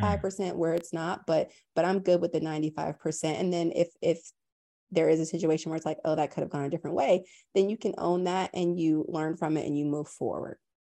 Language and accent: English; Tampa, Florida, United States; moved away; also born or lived in New York / London; I was raised in Tampa, Florida